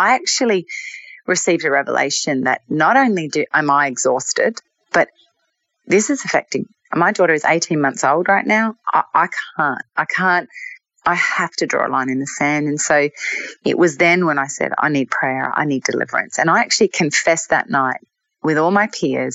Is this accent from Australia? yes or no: yes; Australia; moved away; being Australian, I mean, I don't live in Australia anymore